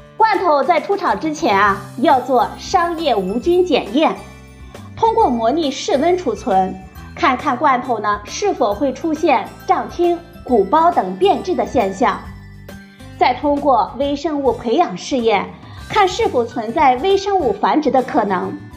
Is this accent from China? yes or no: yes; China; 我们中国人